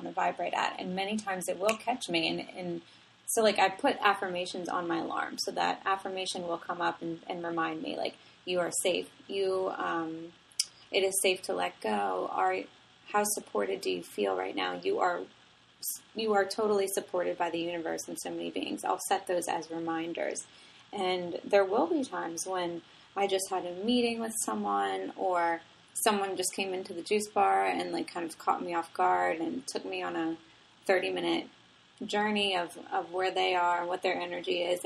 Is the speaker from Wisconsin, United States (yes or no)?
no; New Orleans, Louisiana, United States; I grew up in New Orleans. I grew up in a, you know, very Italian family